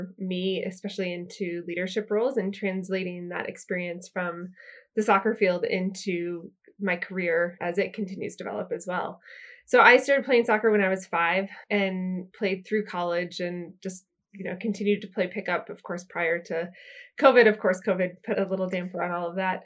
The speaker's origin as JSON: {"language": "English", "town": "Lawrence", "region": "Kansas", "country": "United States", "tie": "born or raised there", "moved": "yes", "lives_now": "San Francisco, United States", "said": "I grew up just outside of Lawrence, Kansas"}